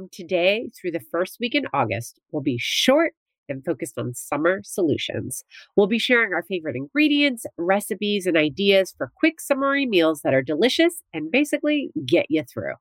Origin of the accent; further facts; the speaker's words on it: New Jersey, United States; moved away; growing up in New Jersey, where I went to the beach all the time